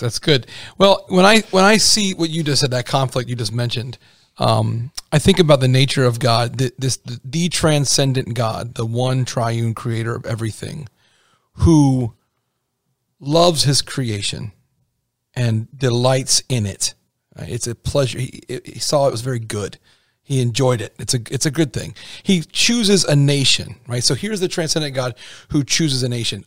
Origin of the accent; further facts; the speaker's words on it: United States; I'm really American